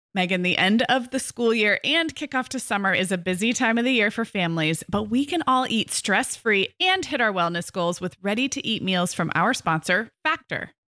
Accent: Santa Barbara, California, United States; my hometown of Santa Barbara

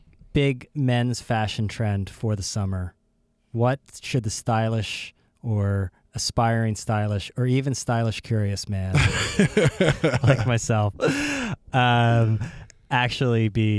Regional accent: Canada; I came from Canada. I wore them there, but I was like, I'm not wearing these to the office.

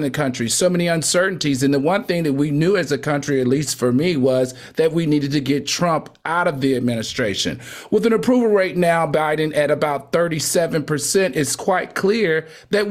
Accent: United States; as an American

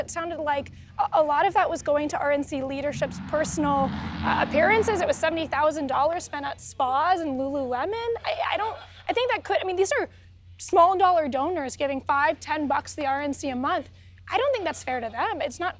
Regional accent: Ohio, United States; I'm from Ohio, Sean.

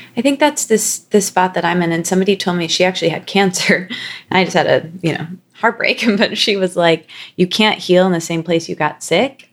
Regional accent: Midwest, United States; now in New York, United States; we're both from the Midwest

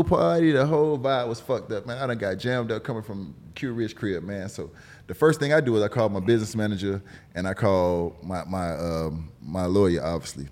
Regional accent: Miami, Florida, United States; also born or lived in Broward County, Florida; I'm from Miami, but I live the fuck up in Broward

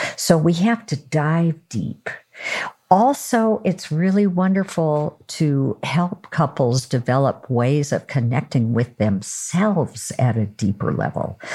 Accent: Oregon, United States; I'm from Oregon

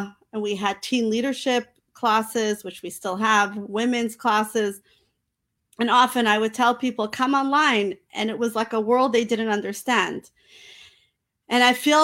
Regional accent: New York City, New York, United States; I was raised in Crown Heights, Brooklyn, New York

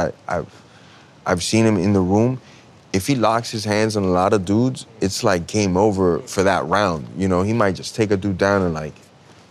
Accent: Miami, Florida, United States; growing up in Miami

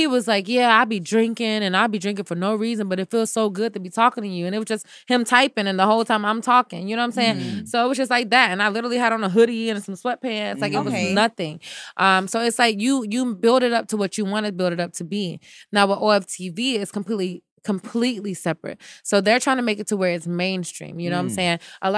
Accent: United States; Maybe I can go around as an American girl, which they love, American black girl at that.

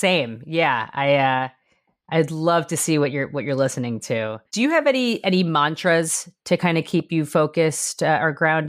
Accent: New York, United States; I'm from New York

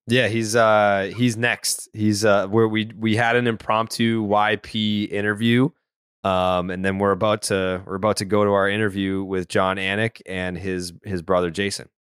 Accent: Saugus, Massachusetts, United States; I'm from Saugus, and I can see Boston from my parents' house

